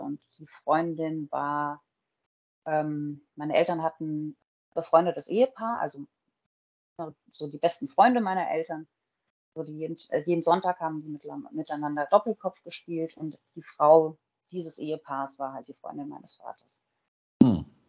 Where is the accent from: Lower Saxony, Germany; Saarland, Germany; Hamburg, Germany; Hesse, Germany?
Hesse, Germany; Groß-Umstadt; also born or lived in Frankfurt; now in Bad Homburg, Germany; ich bin in Großumstadt groß geworden. Das ist kurz vom Odenwald